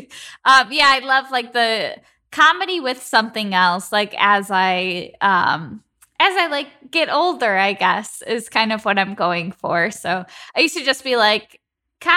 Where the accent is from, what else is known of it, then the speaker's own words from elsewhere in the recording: Chicago, Illinois, United States; I'm from the Midwest. I'm from Chicago.